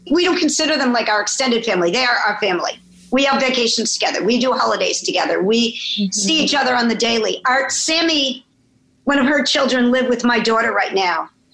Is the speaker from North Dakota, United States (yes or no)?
no; Chicago, Illinois, United States; moved away as an adult; now in New York City, United States; I was born in Chicago. I came to New York to go to college uh, at Barnard, and I never left